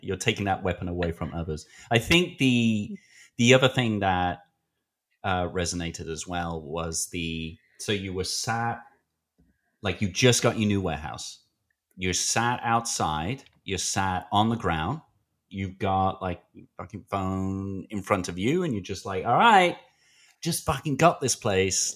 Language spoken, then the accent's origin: English; United Kingdom; I'm British